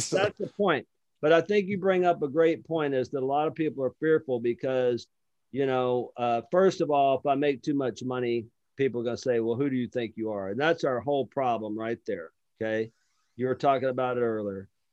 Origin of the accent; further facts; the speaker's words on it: Lower Alabama, United States; I'm from Lower Alabama